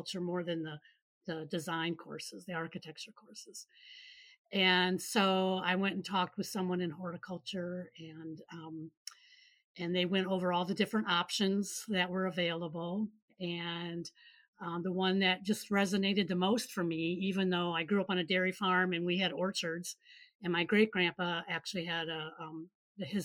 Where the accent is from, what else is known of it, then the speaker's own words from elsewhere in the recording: Michigan, United States; moved away as an adult; also born or lived in Seattle, Washington / Kansas; I grew up in Michigan